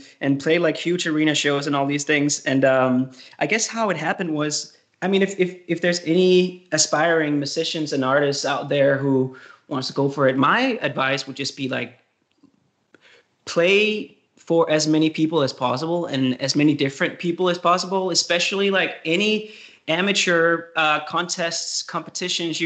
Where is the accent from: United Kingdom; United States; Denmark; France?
Denmark; countryside near Copenhagen, Capital Region of Denmark; moved away as an adult; I'm from Denmark. I grew up in the countryside of Copenhagen, 1 hour from Copenhagen.